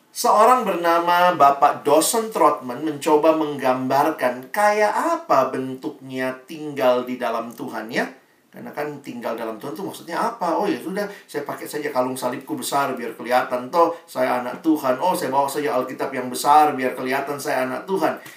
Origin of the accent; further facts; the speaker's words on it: Makassar, South Sulawesi, Indonesia; Kayaknya rasanya saya anak Makassar Dari sekolah Di tempat di mana saya dididik Saya bertumbuh